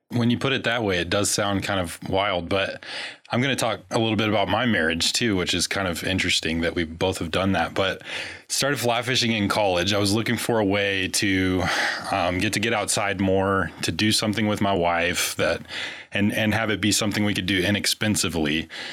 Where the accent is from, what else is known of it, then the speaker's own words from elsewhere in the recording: Kentucky, United States; grew up in Kentucky